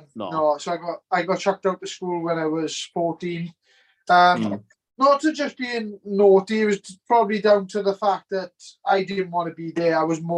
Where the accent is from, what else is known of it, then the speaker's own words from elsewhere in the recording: Treharris, Wales, United Kingdom; So I'm from Chiaris originally. There's a Merthyr borough. So like it was really good, but I had a brilliant childhood. Like I grew up in Windsor Place in Chiaris.